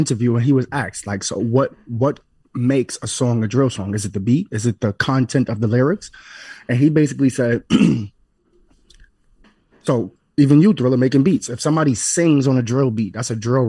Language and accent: English; New York City, New York, United States; because I'm from New York City, born and raised